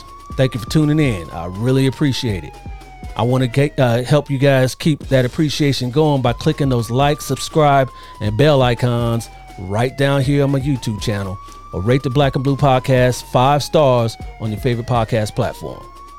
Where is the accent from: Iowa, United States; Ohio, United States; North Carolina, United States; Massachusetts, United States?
Ohio, United States; Columbus; moved away; that's my hometown. I was born and raised there. I still got family there, and I love C-Bus. It has a special place in my heart, even though I'm out here in Cali.